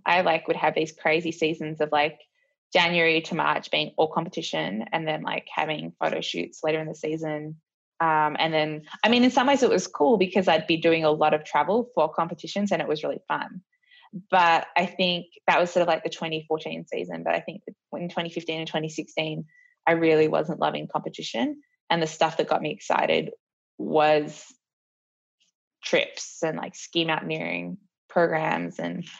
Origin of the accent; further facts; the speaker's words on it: Australia; I guess it was really important to us because we realized that a few things about our careers are as Australian skiers